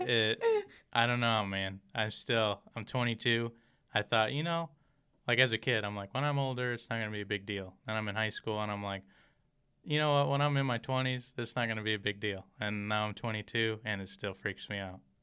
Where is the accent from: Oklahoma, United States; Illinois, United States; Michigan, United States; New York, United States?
Michigan, United States; moved away as an adult; now in Rockford, United States; I'm originally from Michigan